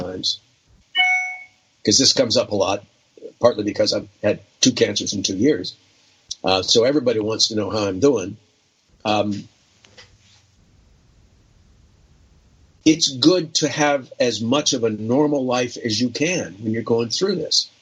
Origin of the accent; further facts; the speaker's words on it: Ohio, United States; moved away; also born or lived in New York; I have friends back in Ohio where I grew up and in New York